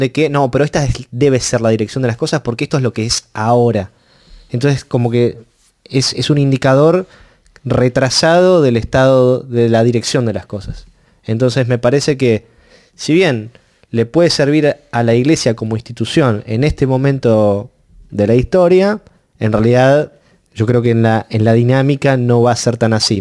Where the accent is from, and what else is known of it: Argentina